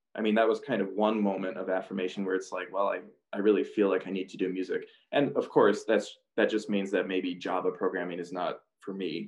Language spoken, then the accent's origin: English; Two Harbors, Minnesota, United States; moved away as an adult; also born or lived in Iowa; I'm from Two Harbors, which is not a big town by any means